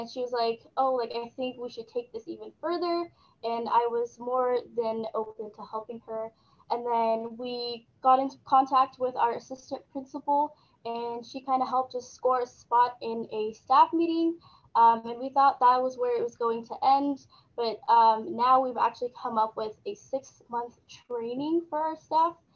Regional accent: Sudan; what's been going on in um, Sudan, my home country

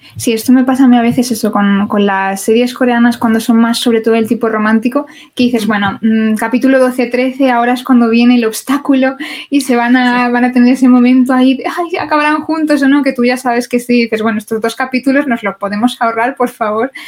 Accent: Spain

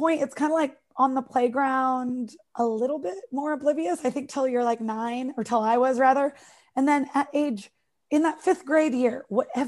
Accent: United States; accent: American; from America

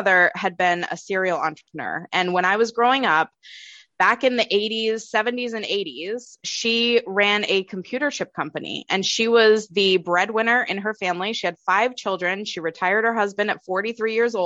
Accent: just outside of Boston, Massachusetts, United States; now in New Hampshire, United States; I'm from Massachusetts, just outside of Boston, and now I live in the beautiful state of New Hampshire

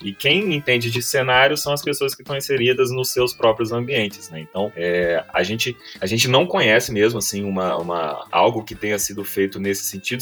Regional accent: Barra Mansa, Rio de Janeiro, Brazil; eu sou de Barra Mansa, que também fica no sul fluminense

